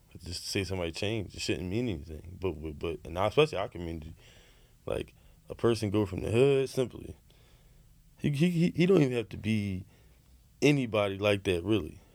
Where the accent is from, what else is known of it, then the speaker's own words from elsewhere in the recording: United States; being American